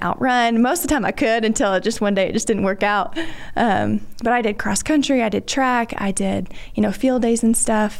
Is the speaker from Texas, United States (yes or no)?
yes; Dallas, Texas, United States; grew up DFW area. My mom and dad had a small farm in the Metroplex